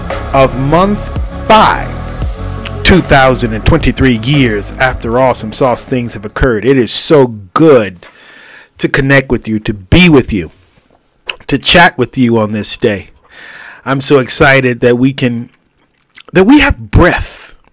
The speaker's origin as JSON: {"language": "English", "region": "California", "country": "United States", "said": "11 o'clock in the morning, about to go to lunch because I'm a Californian. Because I am a Californian."}